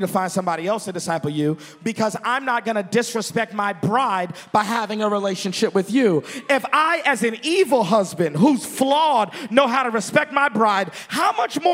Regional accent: Texas, United States; I'm from Texas

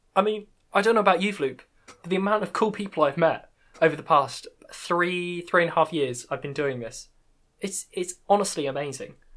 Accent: United Kingdom; accent: British; my British accent

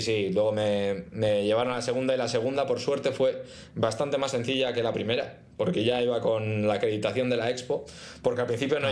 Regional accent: Spain; now in United Arab Emirates; ¿eres de España? Y yo, mm, sí

